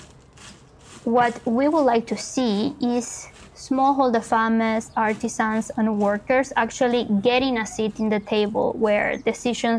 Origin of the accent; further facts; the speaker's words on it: Punta Arenas, Magallanes and Chilean Antarctica, Chile; moved away as an adult; also born or lived in Santiago, Chile; I grew up in the Patagonia of Chile in a small city called Punta Arenas